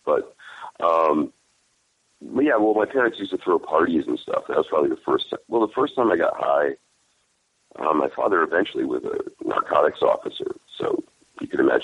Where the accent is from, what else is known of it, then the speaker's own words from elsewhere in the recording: Monroe, Connecticut, United States; moved away as an adult; also born or lived in Bridgeport, Connecticut; now in California, United States; Originally Bridgeport, Connecticut. And when my folks could afford to move to a place with a good school, they moved to a town named Monroe